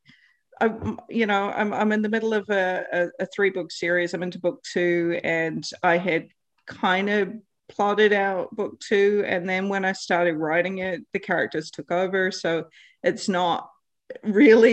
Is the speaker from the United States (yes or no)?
no; New Zealand; now in South Australia, Australia; I'm originally from New Zealand with Canadian family.